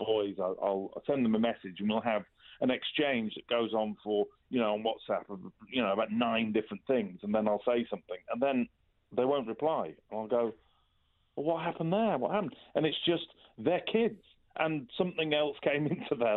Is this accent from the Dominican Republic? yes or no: no; Culcheth, North West England, United Kingdom; I come from, as you say, a little place called Culcheth